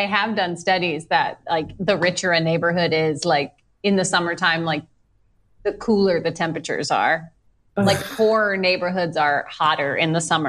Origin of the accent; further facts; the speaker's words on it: Massachusetts, United States; I'm from Massachusetts.